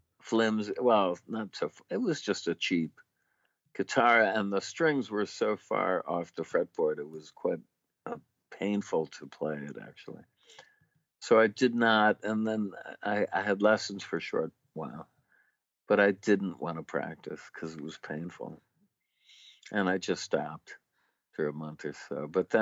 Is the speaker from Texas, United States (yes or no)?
no; Syracuse, New York, United States; moved away; Syracuse, New York, which is about 6 hours north of Manhattan.